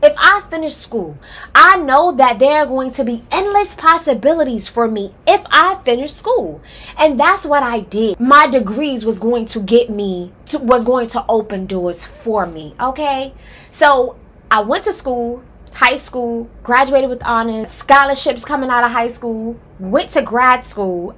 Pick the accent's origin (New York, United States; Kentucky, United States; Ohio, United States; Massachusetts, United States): New York, United States; New York City; now in Atlanta, United States; I am originally from Harlem, okay? Period. Um, I grew up in Wagner Projects